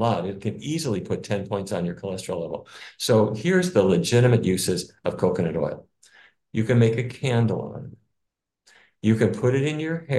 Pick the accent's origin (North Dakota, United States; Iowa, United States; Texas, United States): North Dakota, United States; where I grew up in North Dakota